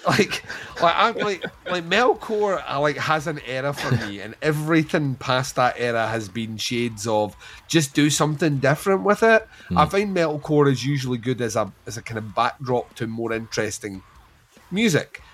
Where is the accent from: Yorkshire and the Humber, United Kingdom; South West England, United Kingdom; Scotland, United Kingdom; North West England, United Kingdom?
Scotland, United Kingdom; we're Scottish